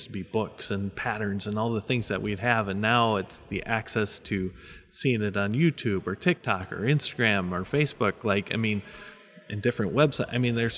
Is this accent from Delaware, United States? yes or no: no; Sartell, Minnesota, United States; I'm from Sartell, Minnesota